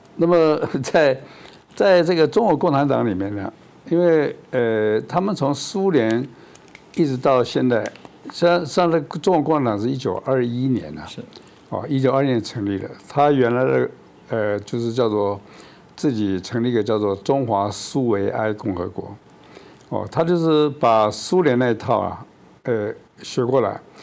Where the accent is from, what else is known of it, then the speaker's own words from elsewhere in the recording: Taiwan; now in Taipei, Taiwan; 我们台湾人